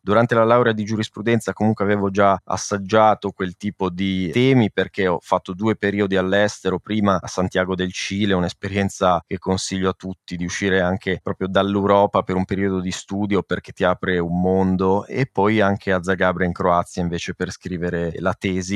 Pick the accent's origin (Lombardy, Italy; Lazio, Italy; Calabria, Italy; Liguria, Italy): Liguria, Italy; Genoa; moved away as an adult; now in Barcelona, Spain; nella mia città natale a Genova